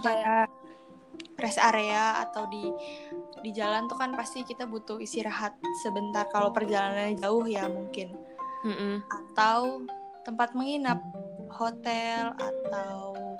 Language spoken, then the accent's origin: Indonesian; Depok, West Java, Indonesia; aku sendiri orang Depok